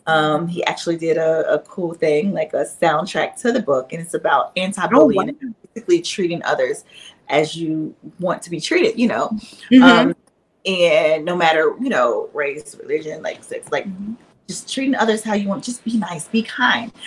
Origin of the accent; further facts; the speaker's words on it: Shreveport, Louisiana, United States; now in Atlanta, United States; my hometown shreveport